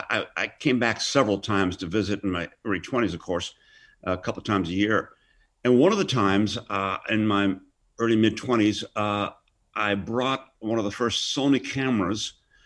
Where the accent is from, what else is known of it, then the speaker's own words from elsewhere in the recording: Hereford, West Midlands, United Kingdom; born there; And she had my brother in Wolverhampton, and then I was born in Hereford, England.